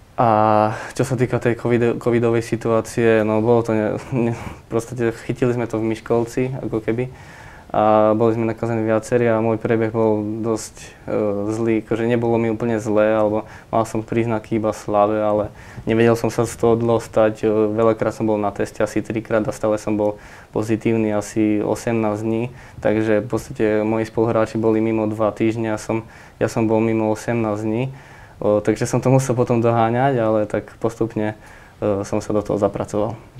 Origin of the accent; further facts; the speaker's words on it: Košice, Košice Region, Slovakia; ja som Košičan a, a za Košice hrať je určite pre mňa čest